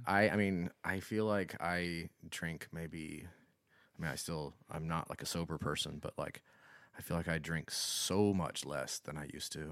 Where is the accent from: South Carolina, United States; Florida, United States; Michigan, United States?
South Carolina, United States; Florence; I didn't grow up in Columbia. I didn't grow up in one of the th, three, you know, major cities. I grew up in Florence